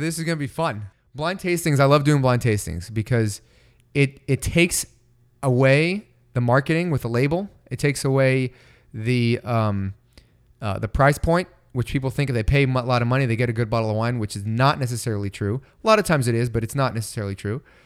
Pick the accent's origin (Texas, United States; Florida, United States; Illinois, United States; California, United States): California, United States; Bay Area; growing up in the Bay Area